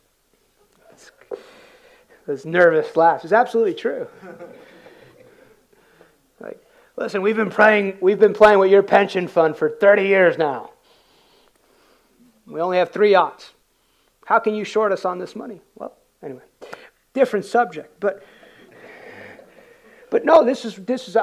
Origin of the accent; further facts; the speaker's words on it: United States; I came in culturally as an American, worked hard. My dad came to this country in 1969